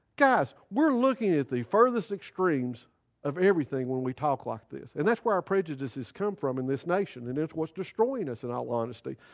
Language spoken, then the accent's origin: English; United States; We as American citizens